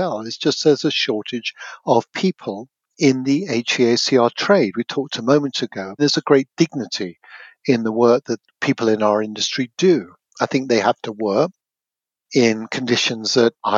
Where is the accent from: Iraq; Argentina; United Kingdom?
United Kingdom; moved away as an adult; now in Portland, United States; a Brit, even after 20 plus years